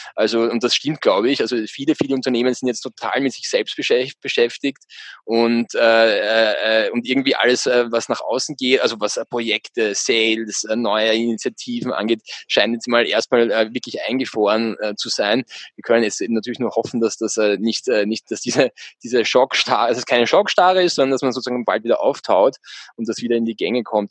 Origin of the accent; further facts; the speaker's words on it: Austria; bei uns in Österreich